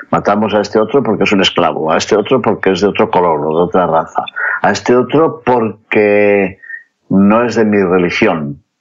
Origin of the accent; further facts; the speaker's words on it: León, Castile and León, Spain; por nuestra España, que tiene por patrón a Santiago, que pidamos por todos los peregrinos que pasan por mi ciudad natal de León, camino de Santiago.